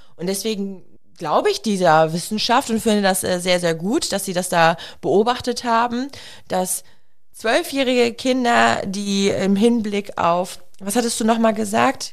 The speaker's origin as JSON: {"language": "German", "area": "a village near Münster", "region": "North Rhine-Westphalia", "country": "Germany", "said": "wir kommen ja aus dem Dorf, nach Münster gefahren"}